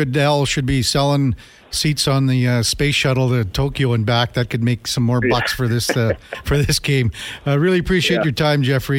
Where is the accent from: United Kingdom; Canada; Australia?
Canada; Melville, Saskatchewan; moved away; We grew up in Melville, across the street from each other.